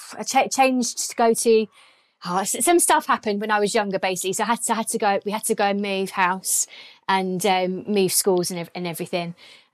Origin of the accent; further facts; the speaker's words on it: Croydon, London, United Kingdom; also born or lived in Biggin Hill / Orpington; now in Catford, United Kingdom; I was born in Croydon and well, I went to school. Well, actually, I went to school in a place called Biggin Hill. It's a random little place in Kent, kind of ish near Bromley. Yeah, so I went to Croydon, to Biggin Hill, and then I moved again to Orpington.